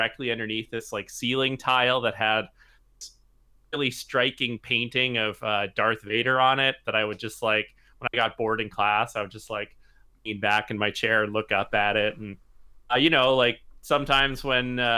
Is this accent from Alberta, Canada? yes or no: no; Regina, Saskatchewan, Canada; moved away; Like I'm from Regina originally